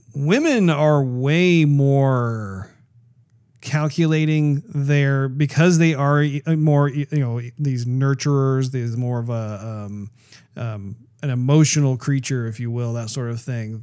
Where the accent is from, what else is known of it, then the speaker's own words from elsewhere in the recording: United States; as an American